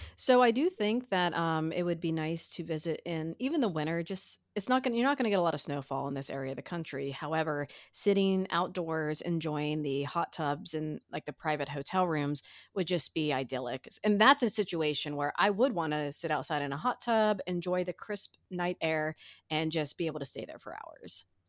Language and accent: English; foothills of the Appalachians, Ohio, United States; I was raised in the, uh, foothills of the Appalachians